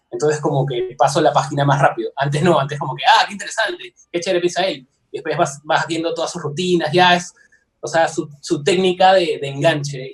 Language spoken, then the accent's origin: Spanish; Peru; soy de Perú